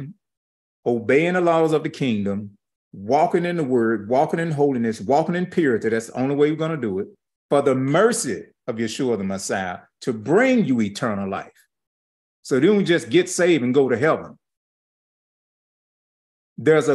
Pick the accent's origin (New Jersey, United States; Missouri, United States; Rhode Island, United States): Missouri, United States; St. Louis; I'm just from St. Louis, Missouri, born in Homer G. Hospital